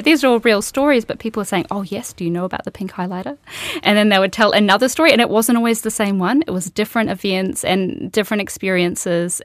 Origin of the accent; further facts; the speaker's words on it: Queensland, Australia; moved away as an adult; now in New Zealand; I grew up in Australia and I went to architecture school there